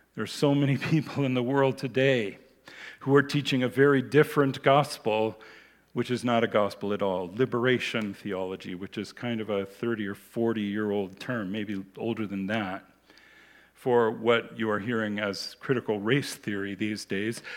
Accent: United States; moved away; When I was a child, I grew up in the United States

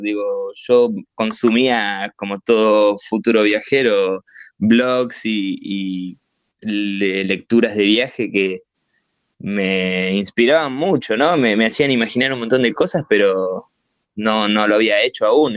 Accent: Argentina; also born or lived in Italy / Barcelona; siendo argentino

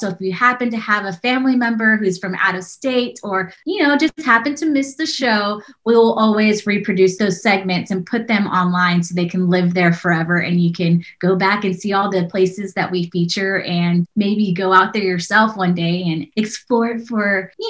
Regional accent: San Antonio, Texas, United States; I'm from San Antonio

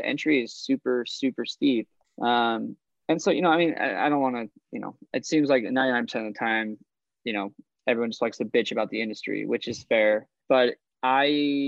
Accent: Idaho, United States; I'm from Idaho

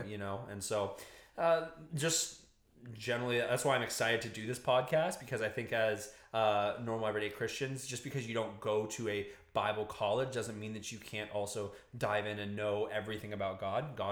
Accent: Indiana, United States; moved away; also born or lived in Hawaii; I grew up in Indiana, moved to Hawaii

